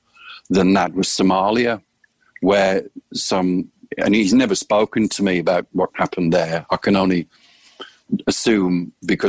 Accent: United Kingdom; moved away as an adult; now in Phoenix, United States; I'm a British guy. I don't have my American citizenship yet. And I always view myself as a guest in this beautiful country

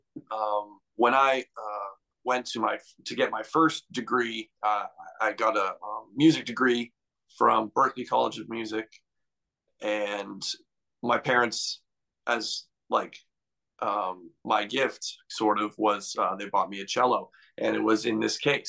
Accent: New Bedford, Massachusetts, United States; also born or lived in Miami, Florida; I actually was born in hometown is Miami, Florida. I lived there up until I was 10 years old. And then I moved to around the New Bedford area

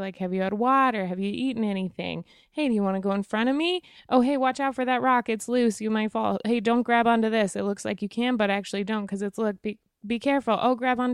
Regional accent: Wyoming, United States; I'm from Wyoming

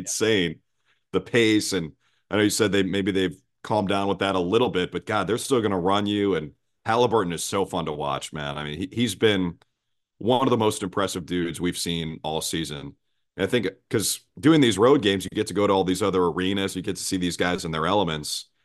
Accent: Minnesota, United States; moved away; grew up in Minnesota where you know, the Timberwolves were my favorite team growing up

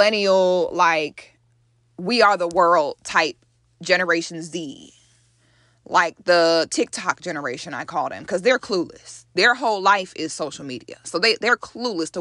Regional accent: United States; an African born in America

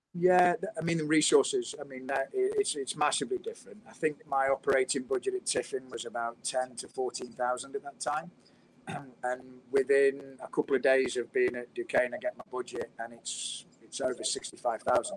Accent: United Kingdom; moved away as an adult; now in United States; Being British

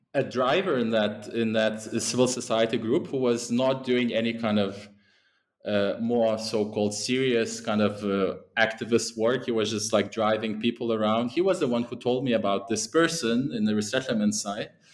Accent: Lithuania; moved away; also born or lived in England; that's where I'm originally from.

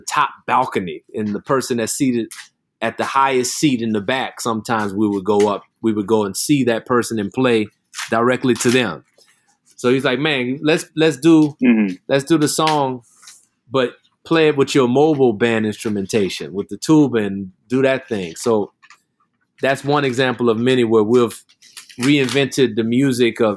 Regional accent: New Orleans, Louisiana, United States; I grew up in New Orleans.

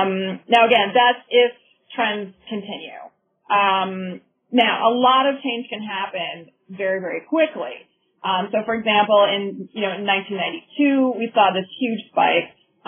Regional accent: Minnesota, United States; I'm originally from Minnesota, and when I was growing up, we had very, very few women in our state legislature.

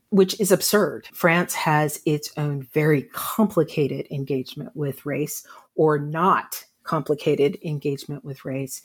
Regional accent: United States; I'm an American writing about race. As an African-American

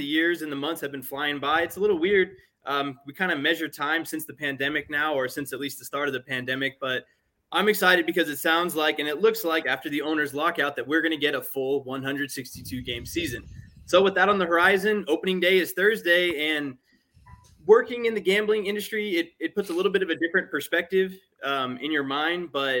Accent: Oakland, California, United States; I'm born in 1992, okay. So I didn't get to witness Bo's career firsthand, but I grew up outside of Oakland. Most of my family are Raider fans.

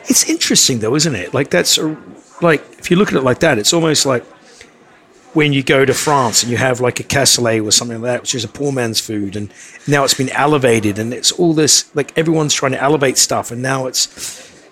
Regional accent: New Zealand; moved away; I'm from New Zealand

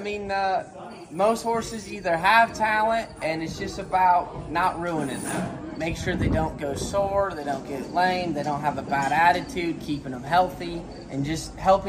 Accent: Sioux Falls, South Dakota, United States; moved away as an adult; also born or lived in Ames, Iowa; now in Marshalltown, United States; originally, I grew up by Sioux Falls, South Dakota.

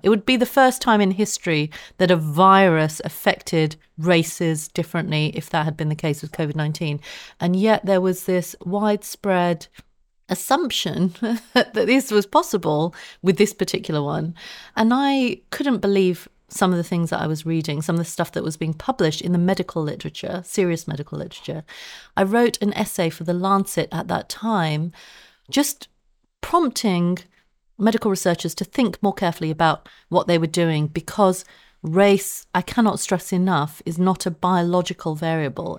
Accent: London, United Kingdom; I grew up in Southeast London at a time when the B N P was active

